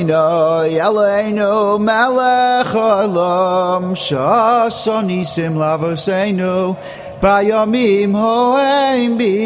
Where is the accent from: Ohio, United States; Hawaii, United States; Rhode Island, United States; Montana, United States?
Rhode Island, United States; Providence; born there; also born or lived in Brooklyn / Baltimore; I was born in Providence, Rhode Island.